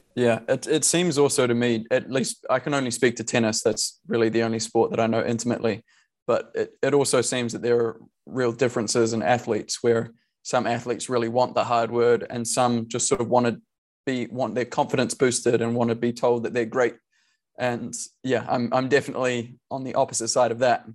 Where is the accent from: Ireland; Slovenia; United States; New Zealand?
New Zealand; we are all Kiwi